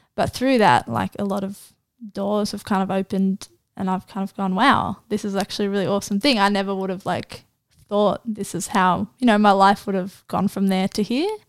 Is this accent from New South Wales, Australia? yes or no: yes; Gosford, New South Wales, Australia; also born or lived in Israel; I was born in Gosford